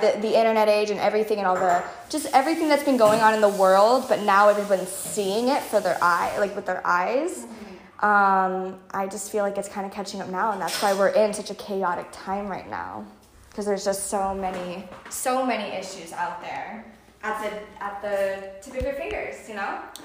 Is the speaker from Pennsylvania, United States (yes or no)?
no; close to Miami, South Florida, United States; growing up in Florida my whole life, but for the majority of it in South Florida, especially close to Miami